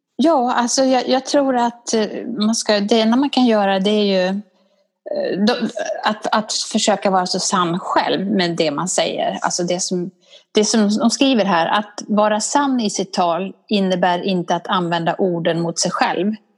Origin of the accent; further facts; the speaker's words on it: Borlänge, Dalarna County, Sweden; accent: dalmål; now in Stockholm, Sweden; jag är från Borlänge och där pratar man på ett visst sätt